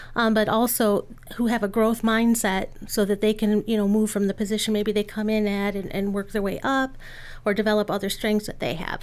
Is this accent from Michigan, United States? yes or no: yes; Lansing, Michigan, United States; I grew up in Lansing